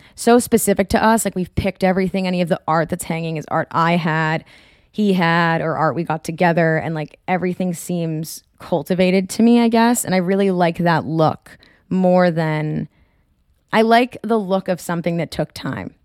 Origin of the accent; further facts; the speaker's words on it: Marblehead, Massachusetts, United States; moved away; I am from Marblehead